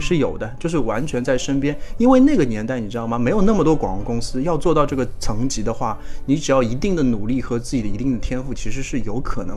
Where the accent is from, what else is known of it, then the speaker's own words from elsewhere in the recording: Shanghai, China; 作为一个上海人，因为我嘛